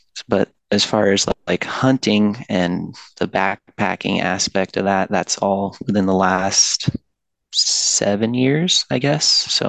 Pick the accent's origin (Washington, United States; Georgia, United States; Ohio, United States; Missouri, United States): Washington, United States; I was born and raised in Washington State. That's where I live currently.